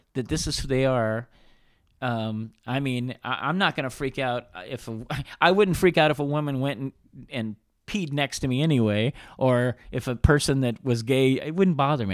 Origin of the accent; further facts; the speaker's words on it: Reno, Nevada, United States; we grew up in Reno